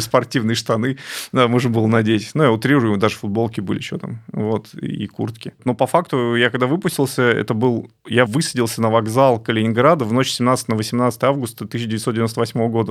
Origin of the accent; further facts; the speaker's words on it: Ukraine; я украинец